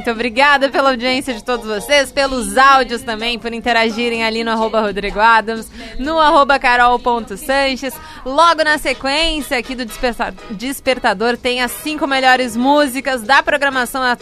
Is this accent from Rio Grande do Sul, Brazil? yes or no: yes; Porto Alegre, Rio Grande do Sul, Brazil; now in Xangri-Lá, Brazil; é, sou de Porto Alegre, mas estou morando em Remanso, Xangri-Lá.